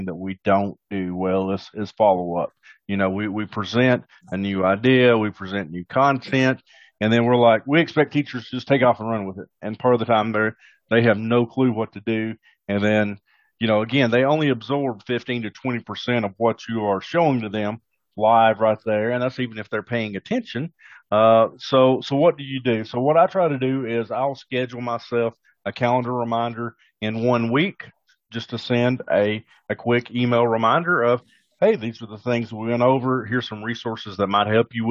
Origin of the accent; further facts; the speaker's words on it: the South, United States; accent: Southern twang; I'm from the South, so obviously we've got a Southern twang on it there that nobody else would have